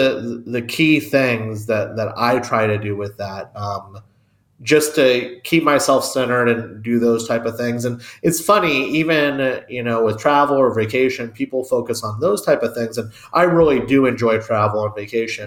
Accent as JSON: {"language": "English", "country": "United States", "also_born_or_lived": "Tucson, Arizona / Kansas", "said": "I'm American"}